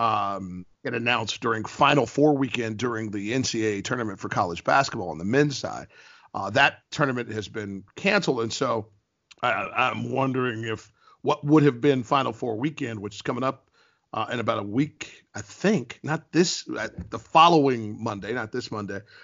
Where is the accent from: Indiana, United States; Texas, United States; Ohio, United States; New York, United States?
Ohio, United States; also born or lived in Columbus, Ohio / Cincinnati, Ohio / Bowling Green, Ohio; I was born in Columbus, Ohio